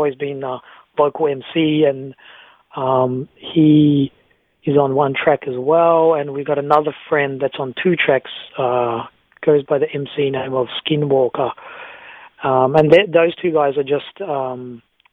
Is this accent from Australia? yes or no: yes; Australia; we're just an Australian group